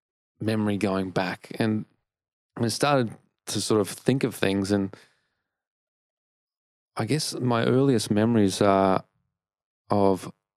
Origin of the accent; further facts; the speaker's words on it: Melbourne, Victoria, Australia; when I grew up in Melbourne